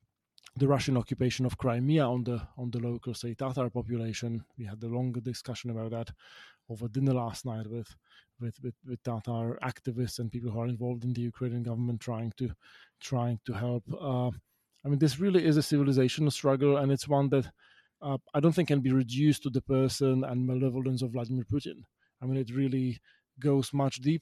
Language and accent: English; Bratislava, Bratislava Region, Slovakia; my hometown of Bratislava, where growing up in the 1990s